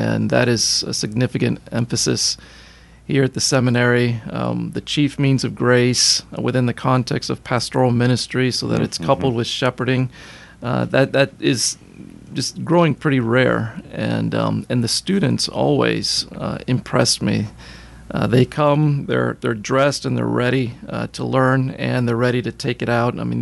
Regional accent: Miami, Florida, United States; moved away; I was born and raised in Miami, Florida

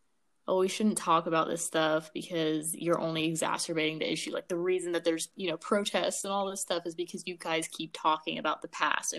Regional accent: Ethiopia; now in United States; I'm from Ethiopia, you're from Ethiopia, but at the end of the day, we both Black.

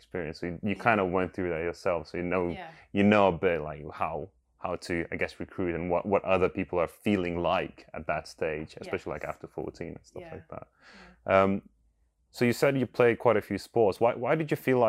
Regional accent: Lithuania; now in United Kingdom; I'm an immigrant in this country and I come from Lithuania

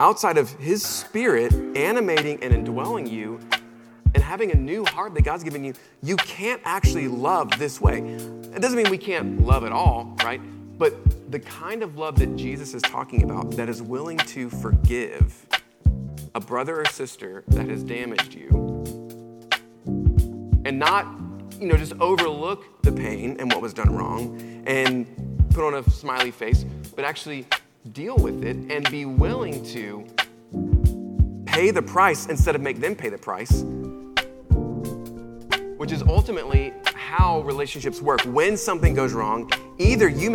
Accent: Charlotte, North Carolina, United States; I'm originally from Charlotte, North Carolina, and I was a middle school student.

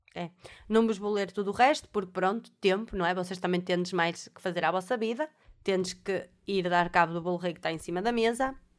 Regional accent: Alfena, North, Portugal; Eu sou da Alfena, em Alfena, aquilo é, toda a gente se conhece

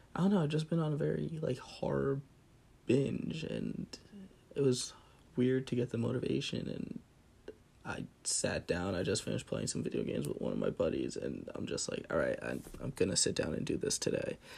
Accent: central New Jersey, United States; grew up in Jersey, uh, very central Jersey

